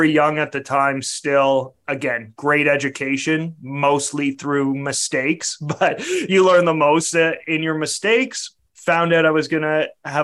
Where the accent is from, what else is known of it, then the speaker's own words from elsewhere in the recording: Canada; I'm a Canadian